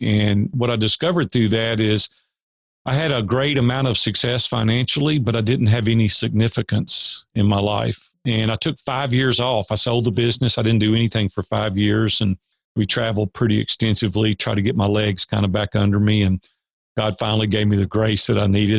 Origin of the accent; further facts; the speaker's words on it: Nashville, Tennessee, United States; I grew up in Nashville, native Nashvillian